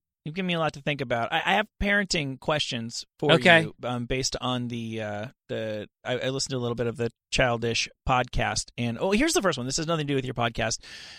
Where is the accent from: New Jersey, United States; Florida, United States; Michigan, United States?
New Jersey, United States; Suburban New Jersey.